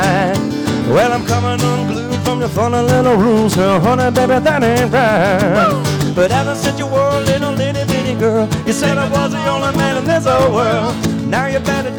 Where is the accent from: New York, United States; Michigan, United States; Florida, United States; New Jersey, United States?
Florida, United States; Destin; I'm born and raised in Destin